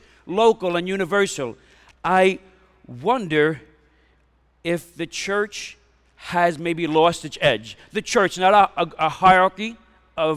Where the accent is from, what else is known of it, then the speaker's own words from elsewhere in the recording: New York City, New York, United States; I grew up in Bensonhurst, Brooklyn